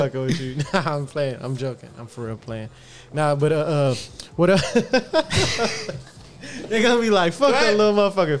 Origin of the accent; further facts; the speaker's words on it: Houston, Texas, United States; Say from Southeast, baby. Southeast Houston, baby. That's, we got that Houston love, baby.